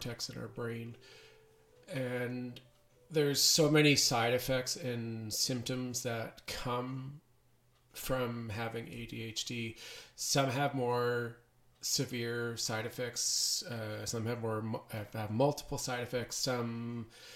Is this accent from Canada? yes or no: yes; Canada; also born or lived in Edmonton, Alberta; I am a Canadian. I live in Edmonton, Alberta, Canada.